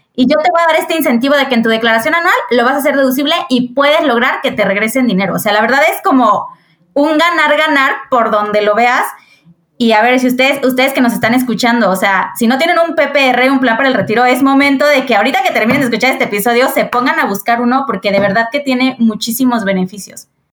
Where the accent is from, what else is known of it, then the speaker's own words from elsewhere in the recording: Querétaro, Mexico; soy de Querétaro, tengo 32 años